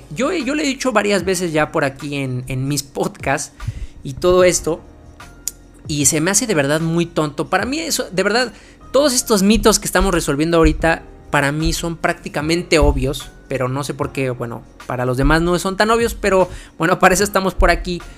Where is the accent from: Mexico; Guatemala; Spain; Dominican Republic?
Mexico; yo soy de México